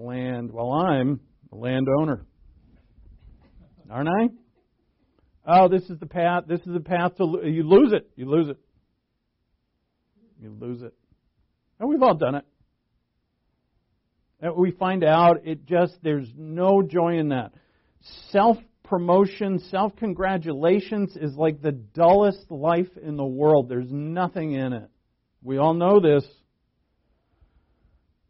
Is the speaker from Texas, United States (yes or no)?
no; Rhode Island, United States; I'm from New England. I'm born and raised in Rhode Island